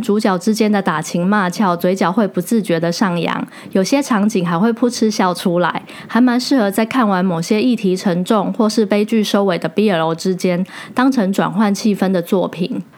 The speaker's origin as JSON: {"language": "Chinese", "country": "Taiwan", "said": "在我们台湾人眼里"}